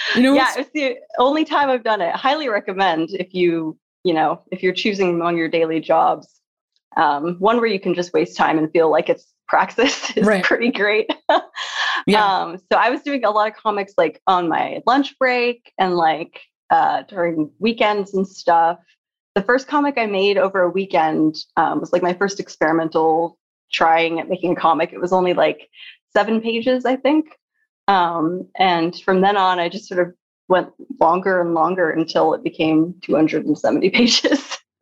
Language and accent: English; Seattle, Washington, United States; when I was growing up in Seattle